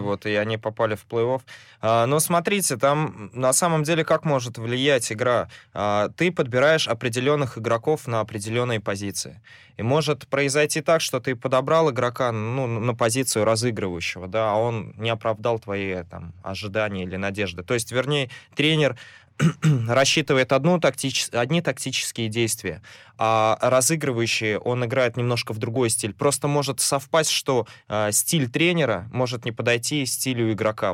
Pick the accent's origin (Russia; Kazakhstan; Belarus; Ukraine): Russia; Samara, Samara Oblast; на 116-й обратно к своим корням. Вот, откуда я родом